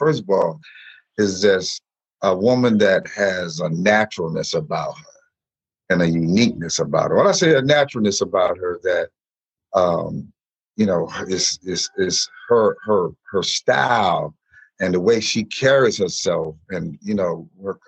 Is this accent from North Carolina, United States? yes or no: yes; New Bern, North Carolina, United States; moved away; also born or lived in Newport News, Virginia / Los Angeles; I'm originally from New Bern, North Carolina, proud country boy, but by way of Newport News, the 757